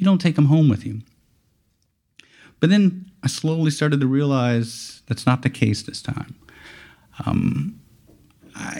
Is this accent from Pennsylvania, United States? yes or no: no; Lafayette, Louisiana, United States; I'm from Lafayette, Louisiana, not too far from here